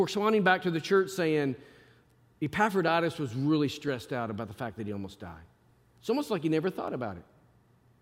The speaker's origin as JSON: {"language": "English", "region": "Arkansas", "country": "United States", "tie": "born or raised there", "moved": "yes", "said": "I grew up in Arkansas"}